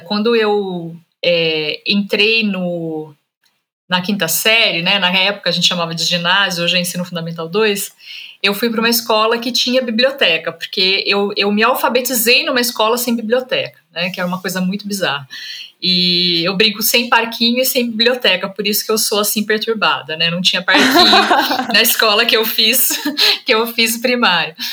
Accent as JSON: {"language": "Portuguese", "area": "Vale do Paraíba", "region": "São Paulo", "country": "Brazil", "tie": "born or raised there", "said": "a minha família é de Minas, mas a gente migrou para o estado de São Paulo, né? Então eu cresci no Vale do Paraíba, eu nasci e cresci no Vale do Paraíba"}